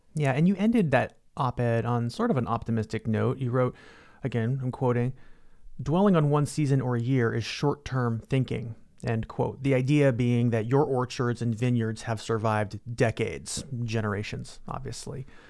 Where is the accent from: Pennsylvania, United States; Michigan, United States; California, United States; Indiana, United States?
California, United States; as a Californian